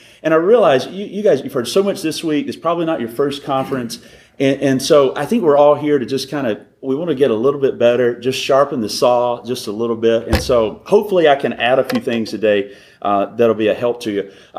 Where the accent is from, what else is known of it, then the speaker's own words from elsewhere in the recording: Alabama, United States; also born or lived in North Carolina; now in Southern California, United States; So, grew up in Alabama, lived in North Carolina, been in California, Sandy said, for 7 years.